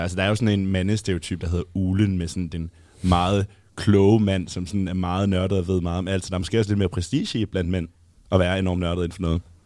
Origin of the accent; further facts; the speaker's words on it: Jutland, Denmark; som jyde